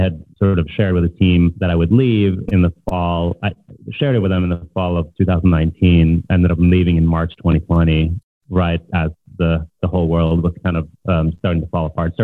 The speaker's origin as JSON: {"language": "English", "country": "Norway", "tie": "born or raised there", "also_born_or_lived": "Boston", "second_language": "English", "moved": "as an adult", "lives_now": "Brooklyn, United States", "said": "I grew up in Norway, came here for college, for work"}